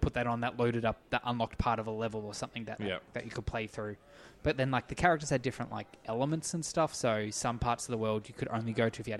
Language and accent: English; Australia; The only way as an Australian to get it